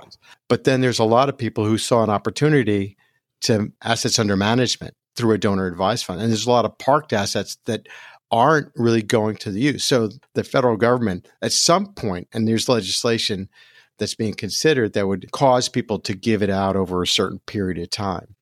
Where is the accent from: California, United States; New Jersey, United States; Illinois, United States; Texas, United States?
New Jersey, United States; also born or lived in Brooklyn, New York; born in Brooklyn, but raised in Jersey. So I'm a Jersey boy